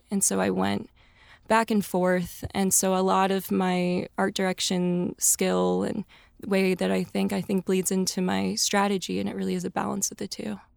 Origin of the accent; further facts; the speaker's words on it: a suburb outside of Saint Louis, Missouri, United States; moved away as an adult; now in Los Angeles, United States; I am born and raised in Missouri, a suburb outside of Saint Louis, brown girl from the burbs